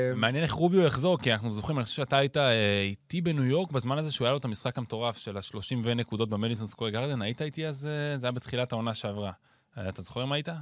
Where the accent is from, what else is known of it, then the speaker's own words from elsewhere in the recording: Ireland; now in Israel; גדלתי באירלנד